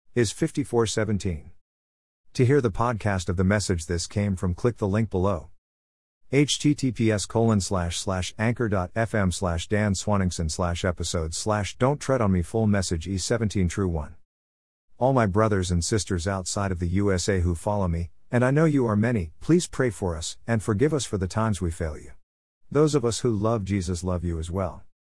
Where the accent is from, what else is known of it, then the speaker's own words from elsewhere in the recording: United States; the kind of country that I was blessed to grow up